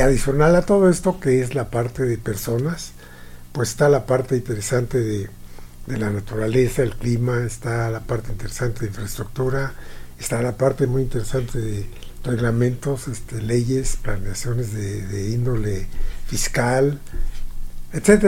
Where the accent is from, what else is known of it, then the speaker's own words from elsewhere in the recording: Mexico; nosotros como mexicanos